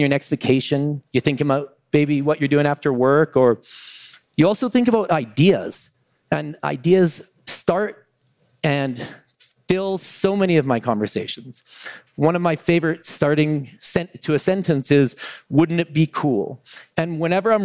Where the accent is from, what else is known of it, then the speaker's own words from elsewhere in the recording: Calgary, Alberta, Canada; now in Vancouver, Canada; I live in Vancouver, British Columbia. More interestingly, though, I grew up in Calgary, Alberta, Canada